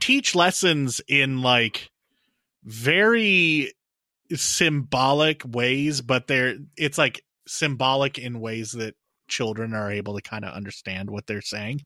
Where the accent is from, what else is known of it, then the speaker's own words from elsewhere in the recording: United States; Owen and I grew up in the United States